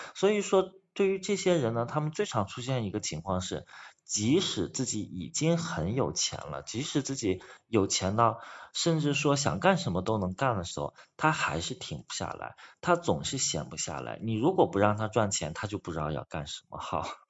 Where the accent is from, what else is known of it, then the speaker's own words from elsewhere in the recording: China; 像我们就是中国人